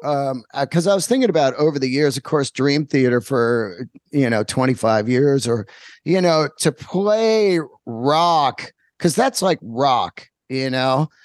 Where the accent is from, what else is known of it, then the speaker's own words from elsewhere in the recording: Bay Area, California, United States; I grew up in the Bay Area